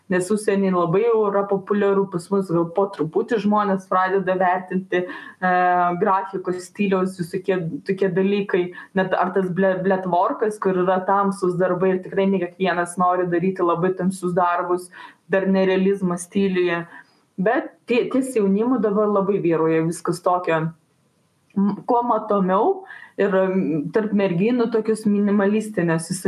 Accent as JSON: {"language": "Lithuanian", "country": "Lithuania", "said": "mes lietuviai esam gamtininkai miškininkai"}